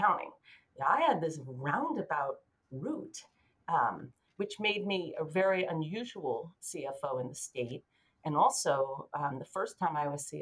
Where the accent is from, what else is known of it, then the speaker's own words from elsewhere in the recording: Massachusetts, United States; also born or lived in Philadelphia / Boston; I'm from Massachusetts.